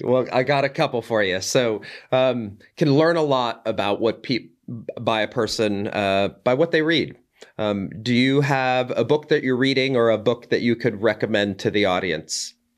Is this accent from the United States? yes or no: yes; Boulder, Colorado, United States; my hometown of Boulder, Colorado